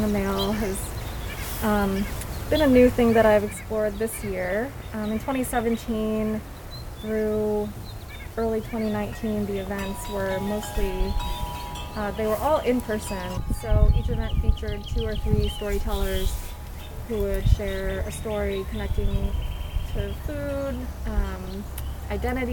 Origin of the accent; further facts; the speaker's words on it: Portland, Oregon, United States; moved away as an adult; also born or lived in Rhode Island; now in Portland, Maine, United States; I'm from Portland, Oregon, and now I'm in Portland, Maine. I lived in Oregon for 27 years of my life